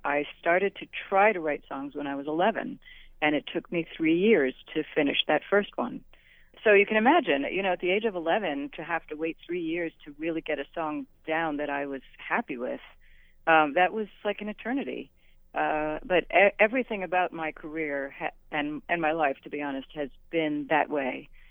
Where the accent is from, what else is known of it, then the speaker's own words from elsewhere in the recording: New York City, New York, United States; as a young girl growing up in New York City